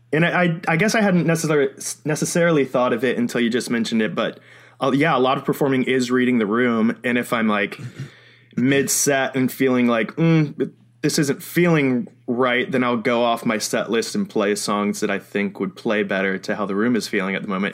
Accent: Florida, United States; I'm from Florida

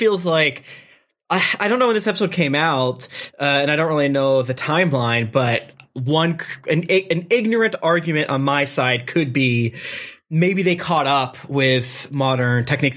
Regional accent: Florida, United States; I'm from Florida

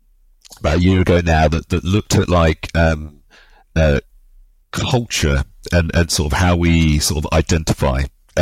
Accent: London, United Kingdom; I grew up obviously in London, the son of Nigerian immigrants.

